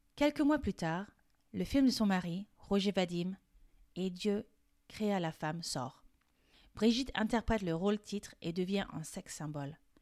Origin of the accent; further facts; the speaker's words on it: France; Je suis française et coach de français